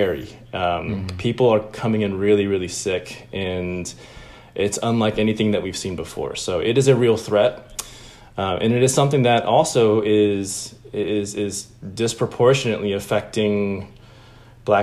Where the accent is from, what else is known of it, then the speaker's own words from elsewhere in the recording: Atlanta, Georgia, United States; also born or lived in Illinois / Chicago; I grew up in Atlanta. We moved here from Illinois when I was like 4 or 5. And so from 5 through high school, I was in Atlanta.